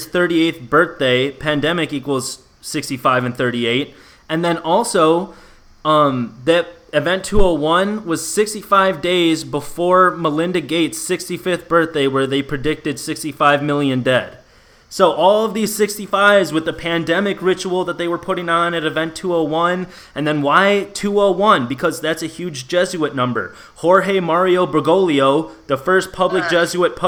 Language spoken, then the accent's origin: English; Illinois, United States; moved away as an adult; also born or lived in Chicago area; now in Austin, United States; I'm a Packers fan because I'm from Illinois